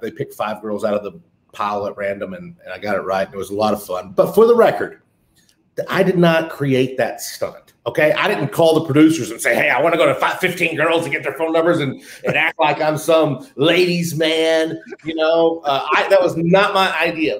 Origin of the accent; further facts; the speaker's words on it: North Richland Hills, Texas, United States; also born or lived in Fort Worth, Texas; I was born 48 years ago in Fort Worth, Texas. I grew up in North Richland Hills, which is a little bit 15 minutes from Fort Worth